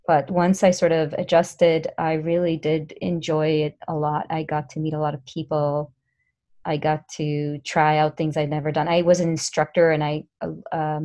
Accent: Ra'anana, Central District, Israel; I grew up in Israel, in a town called Ra'anana, which is near Tel Aviv.

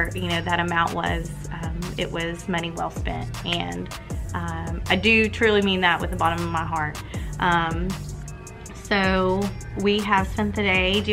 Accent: Tennessee, United States; I'm from Tennessee

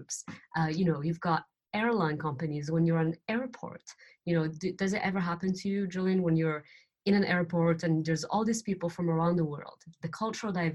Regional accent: Morocco; moved away; I'm from Morocco

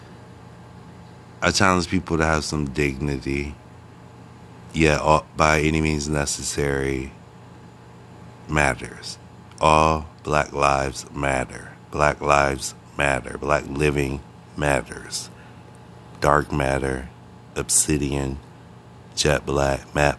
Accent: Akron, Ohio, United States; moved away as an adult; now in New York City, United States; I'm from Akron, Ohio. Originally, I went to preschool, elementary school, junior high school, and high school in Akron, Ohio.

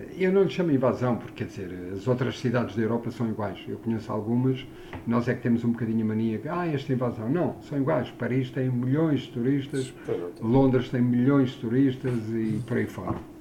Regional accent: Lisbon, Portugal; eu cresci em Lisboa

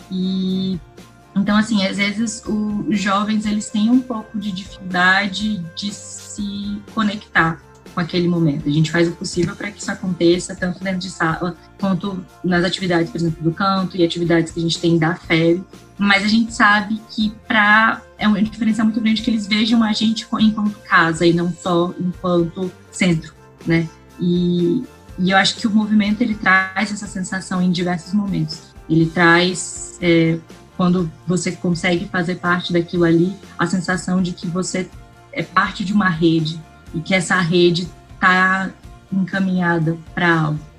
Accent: Recife, Pernambuco, Brazil; eu acho que quando eu vim de, de Recife, as pessoas, elas, elas me tratavam de um jeito...

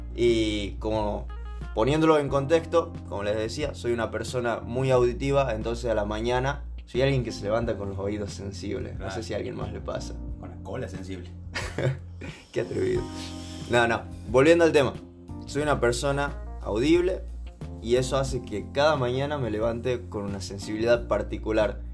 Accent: Salta, Argentina; Yo nací en Salta y el hecho de que a mi infancia me transporte estar en festivales donde me llevaban mis viejos

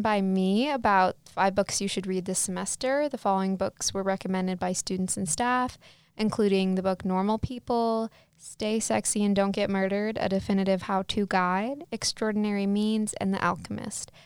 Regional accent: Michigan, United States; moved away; I'm from Michigan

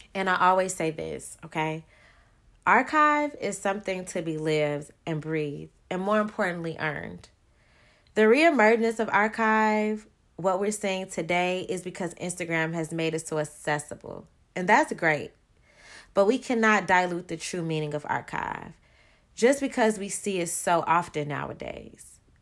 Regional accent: Chicago, Illinois, United States; I'm from Chicago

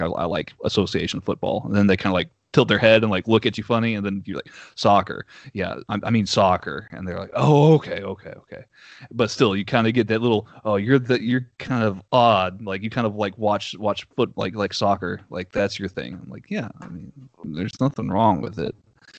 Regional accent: the South, United States; accent: Southern; I hope my Southern accent doesn't throw anybody off. This is a very, very different kind of Southern that I'm bringing to your show.

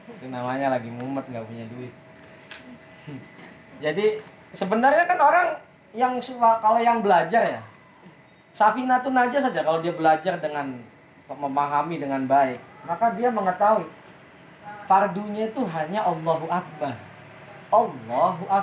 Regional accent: Jakarta, Indonesia; saya ini kan orang Jakarta udah sampai Jakarta

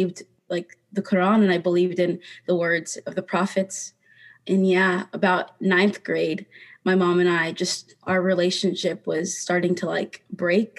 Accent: South Dakota, United States; growing up in South Dakota, it was really hard to be around people at my school

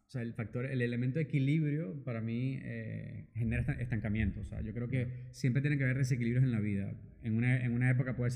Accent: Venezuela; moved away as an adult; also born or lived in United States; now in Barcelona, Spain; soy venezolano de nacionalidad, venezolano-francés. Em, llegué a Barcelona hace aproximadamente casi 11 años ya.

